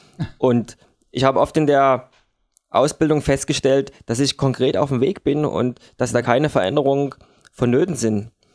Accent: Dresden, Saxony, Germany; bei uns in Dresden an der Elbe

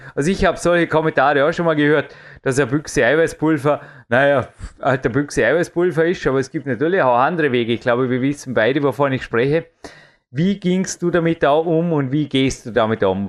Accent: Vorarlberg, Austria; bei uns in Österreich

